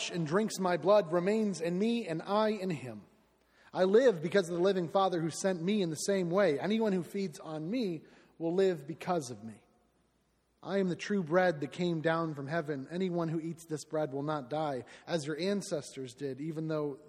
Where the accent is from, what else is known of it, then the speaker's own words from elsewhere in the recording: Southwest Florida, United States; I am from Southwest Florida.